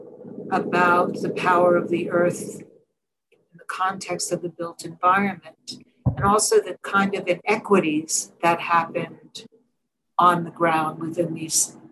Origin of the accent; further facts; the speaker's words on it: New York City, New York, United States; I grew up in Coney Island, Brooklyn, in the NYCHA housing, which is New York City Housing Authority, public housing.